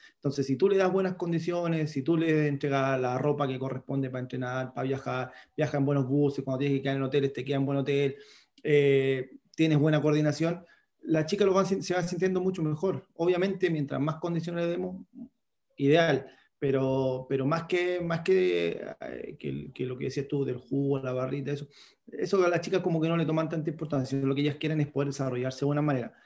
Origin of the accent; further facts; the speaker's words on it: Concón, Valparaíso, Chile; Yo soy de Concón